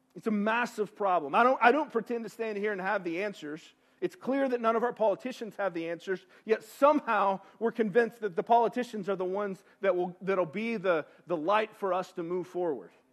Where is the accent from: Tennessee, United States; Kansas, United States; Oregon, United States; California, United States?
Tennessee, United States; East; I'm from East Tennessee.